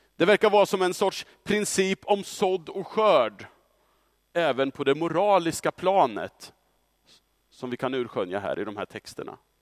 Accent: Östra Ryd, Östergötland, Sweden; under 90-talet så växte jag upp i Östra Ryd som tonåring

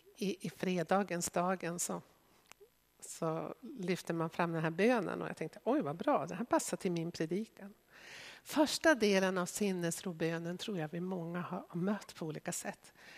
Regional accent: Sweden; som etniska svenskar som har vuxit upp i Sverige

